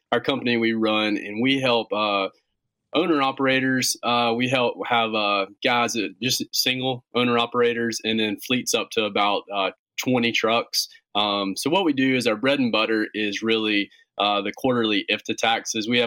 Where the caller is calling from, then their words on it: Gastonia, North Carolina, United States; Right in North Carolina. We're just uh, we're in a little town called Gastonia, North Carolina. It's just uh, about 25 minutes west of Charlotte.